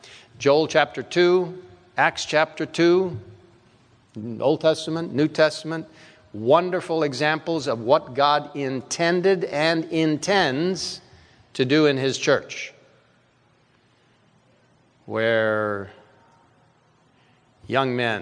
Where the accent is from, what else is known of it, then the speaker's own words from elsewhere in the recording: Cairo, Cairo Governorate, Egypt; moved away; I grew up in Cairo, Egypt.